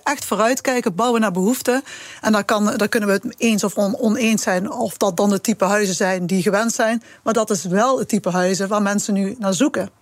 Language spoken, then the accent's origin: Dutch; southern Netherlands, Netherlands; accent: soft G; Ik heb een eh, duidelijke zachte G